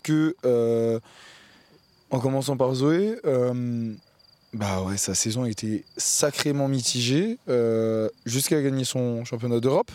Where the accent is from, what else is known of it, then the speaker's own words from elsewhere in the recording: France; moi, en tant que Français